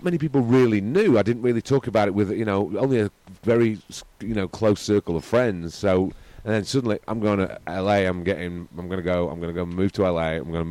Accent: Manchester, North West England, United Kingdom; moved away as an adult; also born or lived in New York; now in Los Angeles, United States; I'm from Manchester.

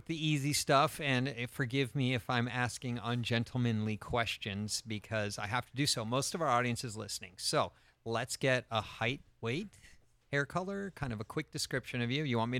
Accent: Ireland; I am Irish.

